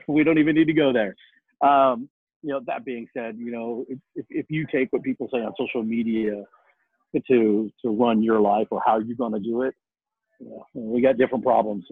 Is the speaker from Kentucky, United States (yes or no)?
no; Mesa, Arizona, United States; moved away; I grew up in uh, Mesa. I actually went to Mesa High School